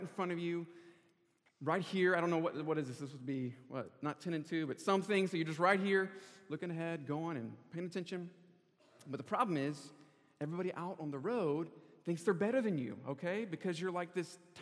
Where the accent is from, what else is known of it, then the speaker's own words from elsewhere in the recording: Charlotte, North Carolina, United States; moved away as an adult; also born or lived in California; I'm originally from Charlotte, North Carolina.